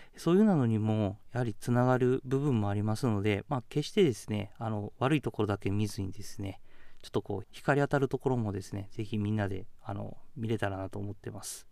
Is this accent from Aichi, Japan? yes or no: no; Kakogawa, Hyogo, Japan; moved away as an adult; also born or lived in Iwamizawa, Hokkaido; now in Hokkaido, Japan; 僕は兵庫県鹿児川市の出身です